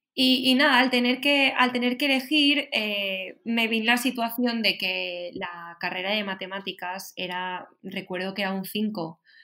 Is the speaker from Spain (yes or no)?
yes; Valencian Community, Spain; yo soy de Valencia, de, de un pueblo